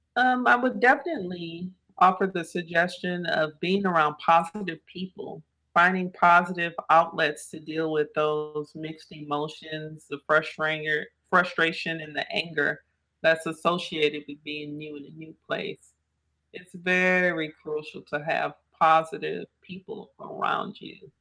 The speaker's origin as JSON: {"language": "English", "town": "New Orleans", "region": "Louisiana", "country": "United States", "tie": "born or raised there", "said": "that little girl growing up in New Orleans, Louisiana"}